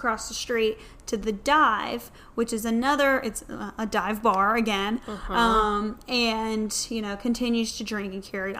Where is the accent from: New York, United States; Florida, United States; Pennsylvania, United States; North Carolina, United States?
North Carolina, United States; Carolina Beach; born or raised there; accent: Southern; moved away